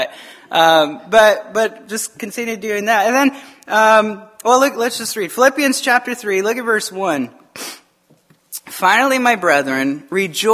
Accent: Tucson, Arizona, United States; I grew up in Tucson, Arizona

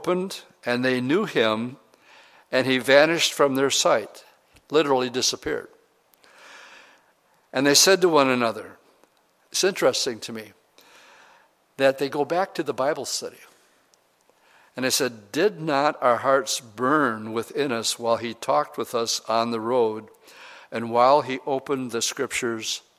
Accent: Oshkosh, Wisconsin, United States; I'm from Oshkosh, Wisconsin

